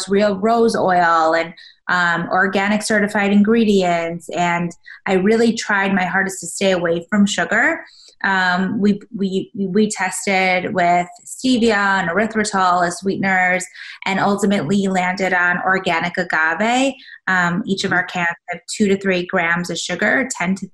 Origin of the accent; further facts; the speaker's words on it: Chicago, Illinois, United States; also born or lived in South Africa; I was born in South Africa, but raised in Chicago